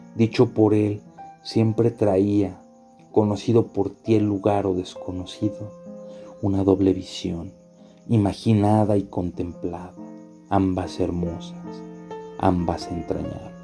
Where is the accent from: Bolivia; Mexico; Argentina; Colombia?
Mexico; also born or lived in Paraguay; sabía que era mexicano